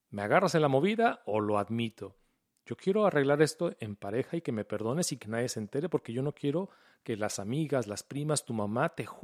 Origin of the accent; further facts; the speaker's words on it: Mexico; Yo soy un hombre mexicano.